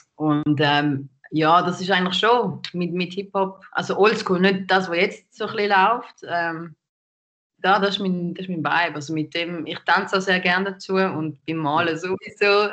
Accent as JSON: {"language": "German", "region": "St. Gallen", "country": "Switzerland", "moved": "yes", "lives_now": "Zürich, Switzerland", "said": "ich bin nicht da aufgewachsen. Ich komme aus St. Gallen ursprünglich"}